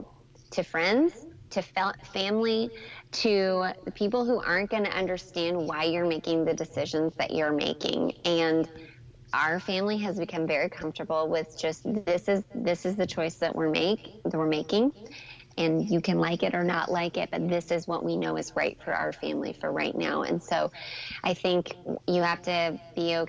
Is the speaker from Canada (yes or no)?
yes; Canada; moved away; growing up in Canada where Santa Claus lives